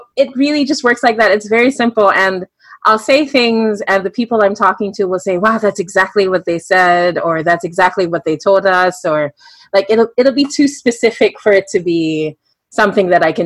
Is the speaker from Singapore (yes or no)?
yes; Singapore; I grew up in Singapore.